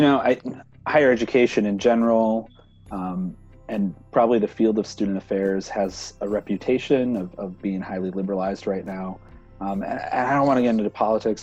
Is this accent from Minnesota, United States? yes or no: yes; Minnesota, United States; moved away; back home in Minnesota